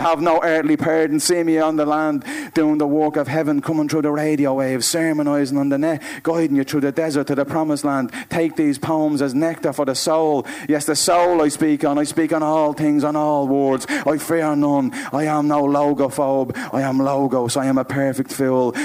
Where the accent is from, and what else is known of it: Dublin, Leinster, Ireland